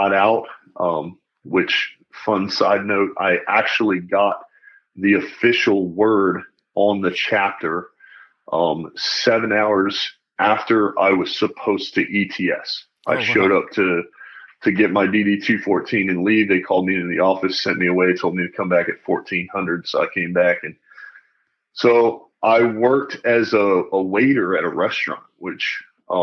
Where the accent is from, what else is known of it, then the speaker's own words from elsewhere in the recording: North Carolina, United States; moved away as an adult; also born or lived in Pennsylvania / Germany; grew up in North Carolina, raised in a pretty typical family